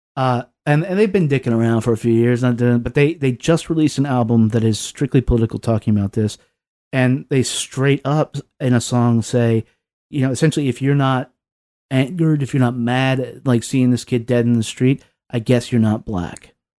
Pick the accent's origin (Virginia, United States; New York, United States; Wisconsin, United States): Virginia, United States; Lynchburg; moved away; I grew up in Southwest Virginia. I grew up in Lynchburg